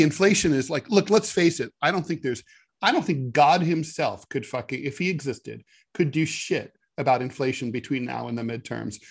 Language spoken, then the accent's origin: English; Dayton, Ohio, United States; Frigidaire, which was based in my hometown of Dayton